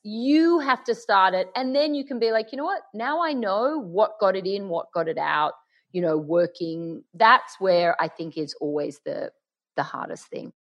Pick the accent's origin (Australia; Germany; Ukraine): Australia; Sydney, New South Wales; accent: Aussie; now in Los Angeles, United States; you're in London and I'm in LA, but we're both from Sydney.